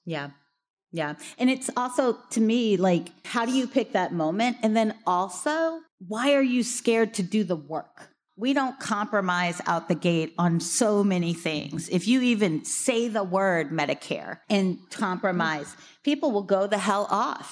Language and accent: English; Missouri, United States; my home state of Missouri